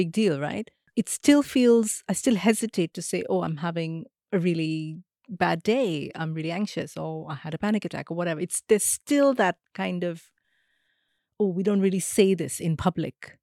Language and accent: English; India; moved away; growing up in India meant that I was always part of South Asian culture and communities. It's only now, when I live in the West